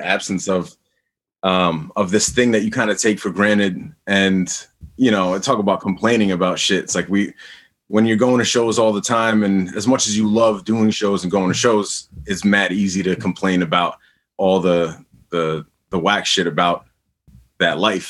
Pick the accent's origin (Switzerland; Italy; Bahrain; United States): United States; New York; As a New Yorker